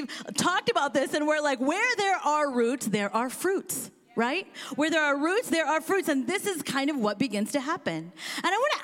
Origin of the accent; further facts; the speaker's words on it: Kansas, United States; also born or lived in India; now in Seattle, United States; she actually placed me for adoption with a family that is from Kansas. And I'm from Kansas